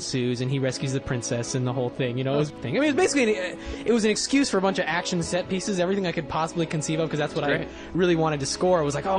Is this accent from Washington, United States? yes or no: yes; Bellingham, Washington, United States; I was growing up in Bellingham, Washington, so there weren't exactly a lot of filmmakers there.